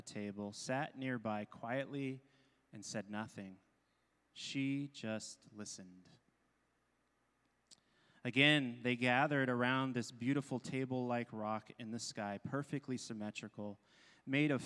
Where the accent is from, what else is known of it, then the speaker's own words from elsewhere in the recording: Simi Valley, California, United States; where I grew up on Chumash land, right? Of course, we didn't own the land. It's called Simi Valley, California